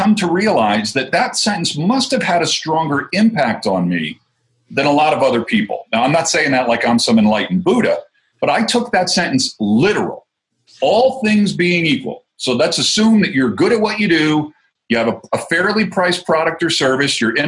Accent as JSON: {"language": "English", "region": "New Jersey", "country": "United States", "accent": "Jersey", "moved": "as an adult", "lives_now": "Colorado, United States", "said": "I'm originally from New Jersey. I got moved to Colorado 12 years ago"}